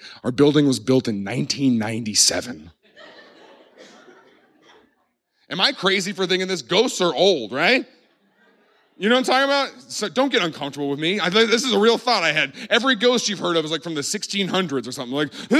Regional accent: Southern United States, United States; I grew up in the Bible Belt. We didn't say it, right? We don't do Halloween.

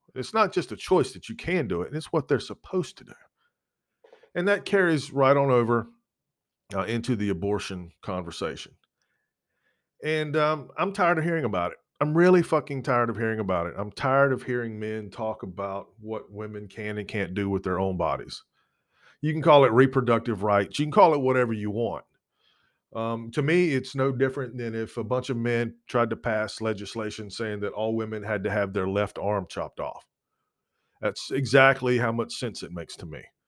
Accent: United States; as an American, as a citizen of what is supposed to be a free country

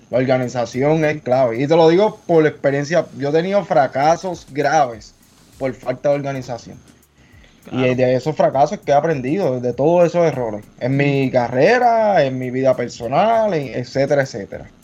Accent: Puerto Rico; reconocer como puertorriqueña lo orgulloso que nosotros nos sentimos

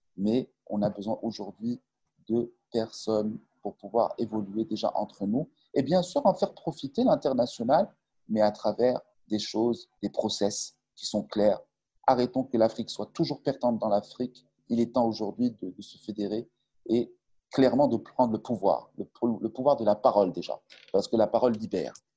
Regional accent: Casablanca, Casablanca-Settat, Morocco; also born or lived in Montpellier, France; Je suis natif de Casablanca

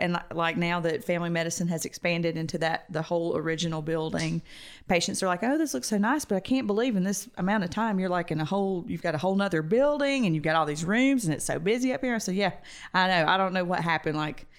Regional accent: Roswell, United States; growing up in Roswell, spas and Botox and those kind of treatments were pretty commonplace.

